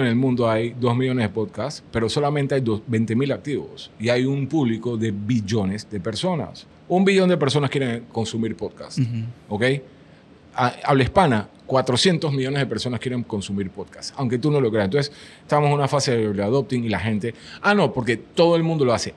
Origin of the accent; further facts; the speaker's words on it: Panama; puse una bandera de Panamá en la foto de perfil y dije, soy panameño.